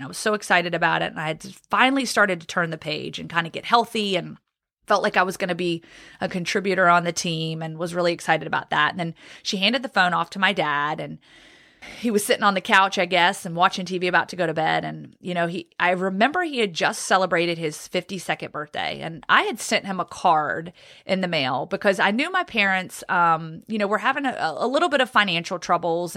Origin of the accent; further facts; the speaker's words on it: Roanoke, Virginia, United States; also born or lived in Guantanamo Bay, Cuba; now in Birmingham, United States; I grew up in Roanoke, Virginia